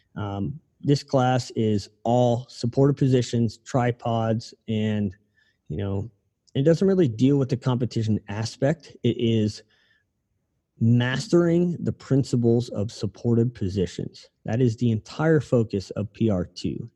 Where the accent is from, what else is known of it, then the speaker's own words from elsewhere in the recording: Ohio, United States; moved away; I'm from Ohio, so like our rooftops are pretty steep over there